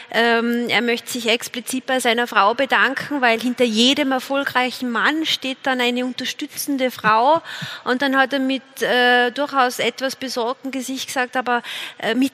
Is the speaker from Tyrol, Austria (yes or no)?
no; Vorarlberg, Austria; bei uns in Vorarlberg